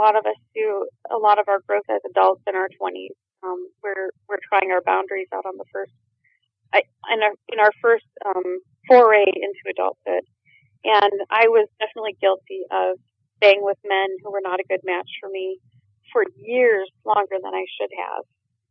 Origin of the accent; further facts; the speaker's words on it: Minnesota, United States; moved away as an adult; I landed back in my home state after being gone for 20 years